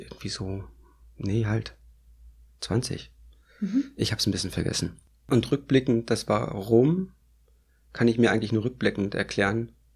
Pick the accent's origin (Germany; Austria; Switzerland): Germany; East Germany; Ich bin in der DDR groß geworden